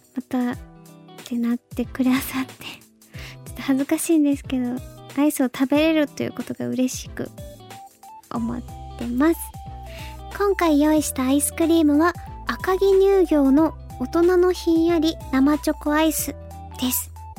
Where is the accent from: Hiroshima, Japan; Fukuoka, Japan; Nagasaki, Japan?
Fukuoka, Japan; moved away; 福岡出身だからなのか